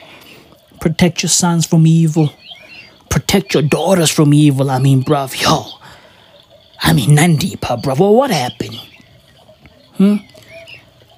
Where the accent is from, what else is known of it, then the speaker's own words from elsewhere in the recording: Johannesburg, Gauteng, South Africa; I'm from Johannesburg. I'm from Gauteng